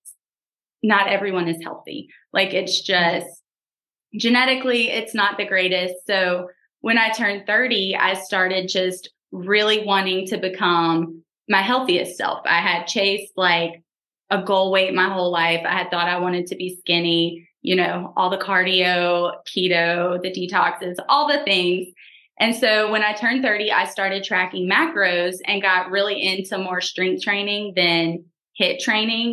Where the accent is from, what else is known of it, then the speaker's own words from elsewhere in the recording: South Louisiana, United States; I am from South Louisiana, born and raised here